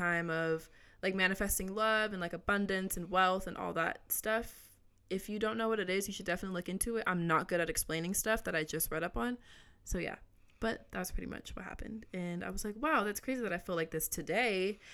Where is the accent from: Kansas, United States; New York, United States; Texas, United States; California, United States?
California, United States; Orange County; also born or lived in Los Angeles; I grew up mainly in Orange County